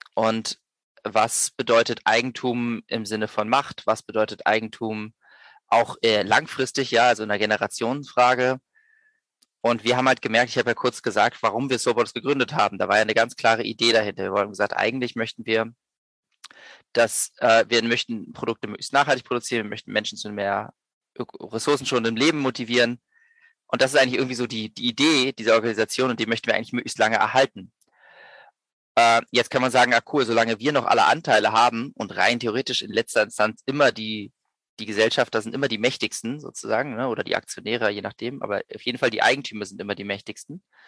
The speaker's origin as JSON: {"language": "German", "region": "Berlin", "country": "Germany", "also_born_or_lived": "Vienna", "moved": "as an adult", "said": "Ich komme ursprünglich aus Berlin, bin dann äh, zum Studieren nach Wien gegangen"}